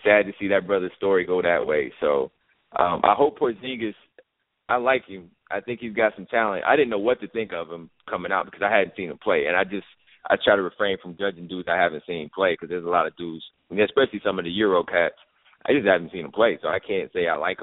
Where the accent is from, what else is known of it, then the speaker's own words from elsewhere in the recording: Chicago, Illinois, United States; I grew up in Chicago, but I grew up in Chicago during the Jordan era